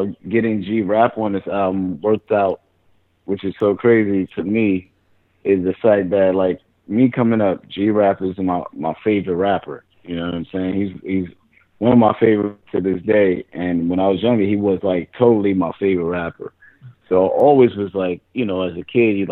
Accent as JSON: {"language": "English", "town": "New York City", "region": "New York", "country": "United States", "also_born_or_lived": "Manhattan", "said": "I'm from Brooklyn, but I went to high school in Manhattan"}